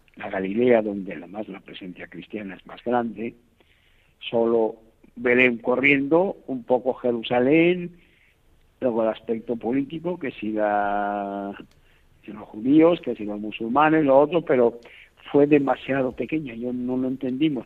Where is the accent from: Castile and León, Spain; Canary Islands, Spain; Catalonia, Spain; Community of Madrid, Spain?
Castile and León, Spain; moved away; yo soy un castellano viejo